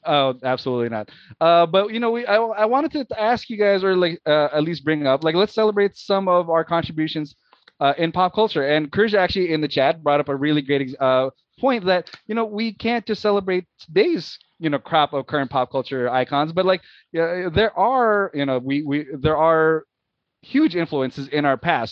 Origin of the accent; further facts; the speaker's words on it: Philippines; moved away; We we grew up in the Philippines, so growing up in the Philippines, uh, when you know as a as a young man